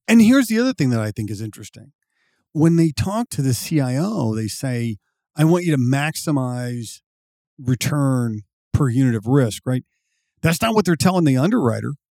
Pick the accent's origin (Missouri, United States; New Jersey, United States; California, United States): Missouri, United States; I was born and raised in Missouri